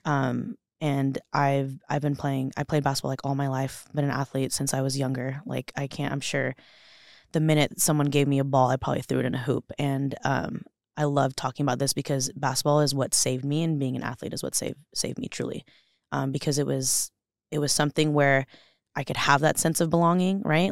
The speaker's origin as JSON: {"language": "English", "town": "Los Angeles", "region": "California", "country": "United States", "tie": "born or raised there", "also_born_or_lived": "Orange County, California", "moved": "as an adult", "lives_now": "Boise, United States", "said": "I'm born and raised in Los Angeles, California"}